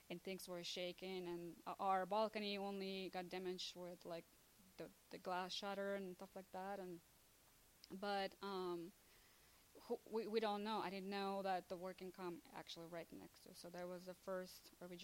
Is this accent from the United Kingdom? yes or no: no; Luhansk, Luhansk Oblast, Ukraine; now in United States; I was born in east of Ukraine, city called Lugansk, which is now everybody called Donbass area.